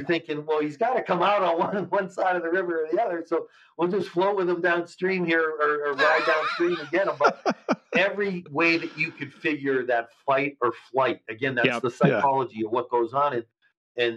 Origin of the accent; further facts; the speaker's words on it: Erie, Pennsylvania, United States; moved away as an adult; also born or lived in Edinboro, Pennsylvania / New York City / Cincinnati; that's my hometown.